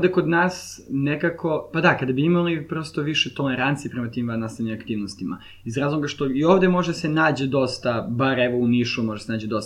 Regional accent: Serbia; also born or lived in Lynnwood, Washington, United States; ja sam iz Srbije

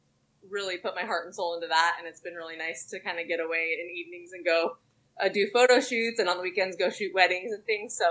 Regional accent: Utah, United States; moved away as an adult; also born or lived in Alabama; We moved away from Utah about 8 years ago

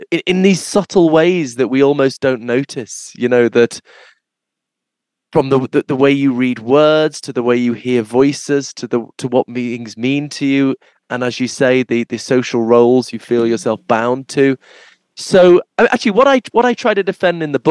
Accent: Liverpool, North West England, United Kingdom; I'm from Liverpool

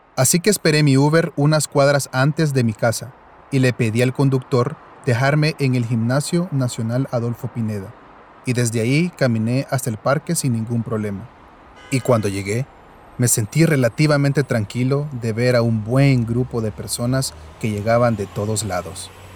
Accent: El Salvador; que se nos puede quitar como salvadoreños

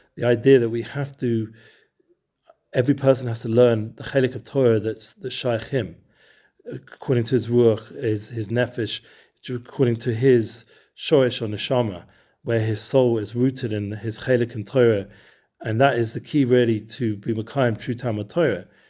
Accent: Edgware, London, United Kingdom; now in Efrat, Israel; where I grew up in Edgeware

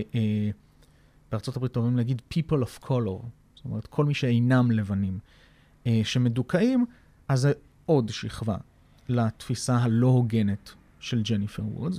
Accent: Israel; אני ישראלי גאה

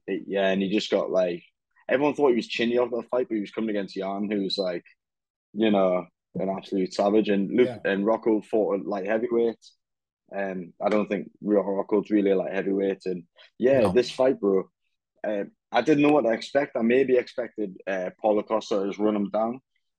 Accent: England, United Kingdom; a tanned Englishman

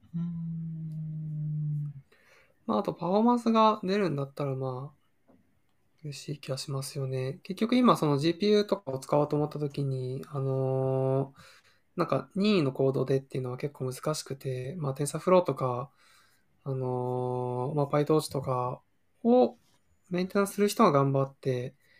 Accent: Toyama, Japan; 実家が富山で

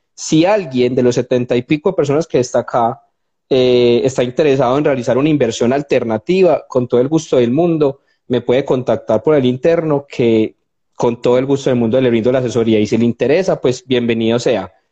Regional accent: Colombia; somos colombianos de a pie

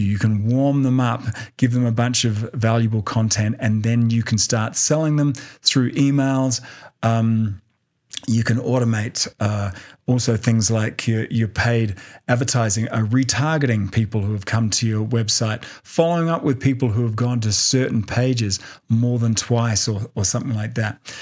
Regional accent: Australia; now in Denver, United States; Australia, which is my home country

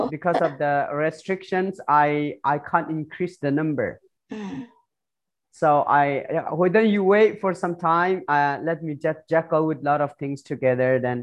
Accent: Chin State, Myanmar; now in Malaysia; I'm from Myanmar, Chin refugee

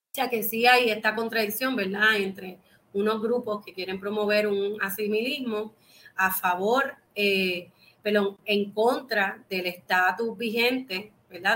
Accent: Puerto Rico; nosotros somos una colonia de los Estados Unidos

